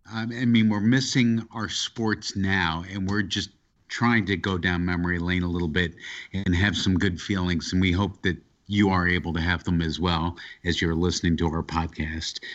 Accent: New York, United States; as a New Yorker

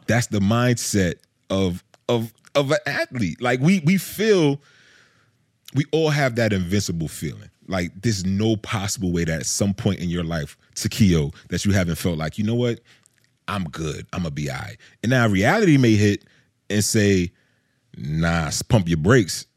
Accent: Georgia, United States; I'm from Georgia

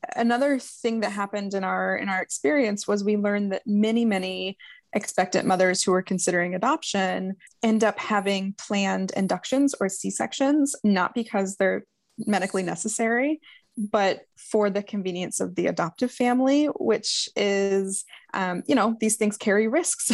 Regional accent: Ohio, United States; moved away as an adult; also born or lived in Utah; We were in Utah, we're from Ohio

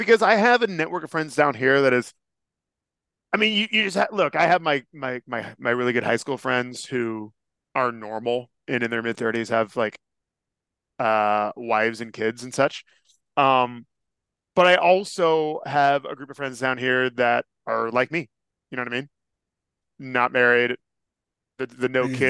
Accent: California, United States; Yeah, I'm from Northern California. You do not walk outside after sundown in t-shirts and flip-flops.

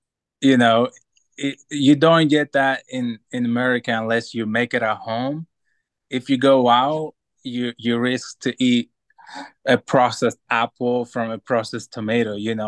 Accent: Greece; It was different. You know, like the culture is different. We will go out when we're 13 and socialize and drink coffee, you know, coffee shops and things like that, play card games.

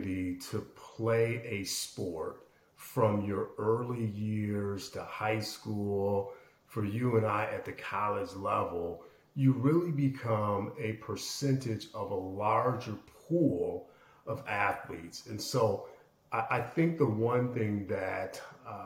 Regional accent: Aurora, Illinois, United States; I grew up in suburban Chicago, second largest city in Illinois, Aurora specifically

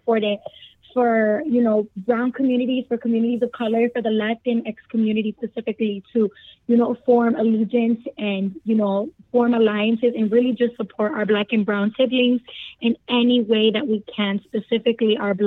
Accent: Chicago, Illinois, United States; I'm from Chicago, born and raised. I was raised in the Humboldt Park area. I'm now residing on the north side

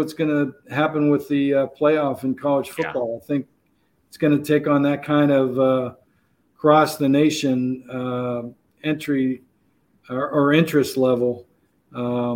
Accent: Pittsburgh, Pennsylvania, United States; also born or lived in North Carolina; now in Atlanta, United States; I grew up in Pittsburgh, Pennsylvania, where, you know, the Steelers and the Pirates have been around forever

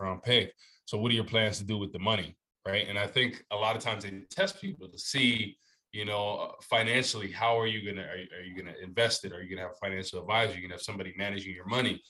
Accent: New Jersey, United States; moved away; I was raised in Jersey, man, North Jersey

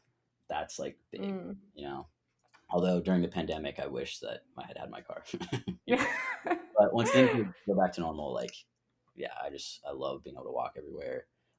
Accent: the Bay Area, California, United States; moved away as an adult; also born or lived in Chicago / Los Angeles / Guatemala; now in New York, United States; I went from there to the Bay Area, and I grew up there from 7 till graduating high school.

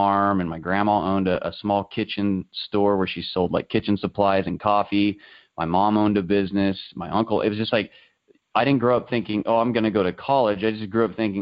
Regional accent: the Midwest, Kansas, United States; growing up in the Midwest, it's primarily farming, you know, that really kind of drives the economic little circle I live in here in Kansas

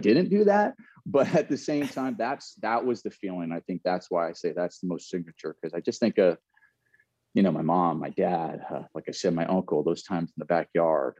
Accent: Southern California, United States; I grew up in Southern California.

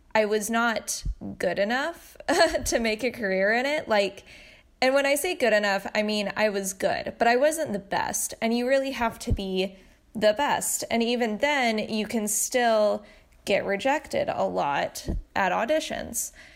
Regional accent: Tennessee, United States; now in Los Angeles, United States; I grew up in Tennessee

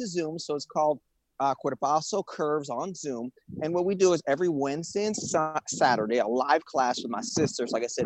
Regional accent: Rio de Janeiro, Brazil; moved away as an adult; now in Los Angeles, United States; I'm from Rio. I'm from a beach town

